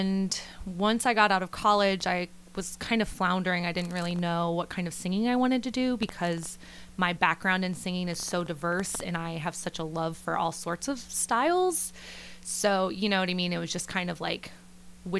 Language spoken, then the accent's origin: English; Salina, Ohio, United States; moved away as an adult; now in Nashville, United States; I am from Salina, Ohio, originally